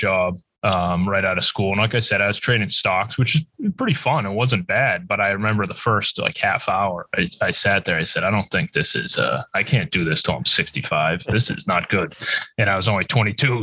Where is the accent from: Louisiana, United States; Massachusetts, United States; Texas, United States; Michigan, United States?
Massachusetts, United States; we're both from Massachusetts, we grew up together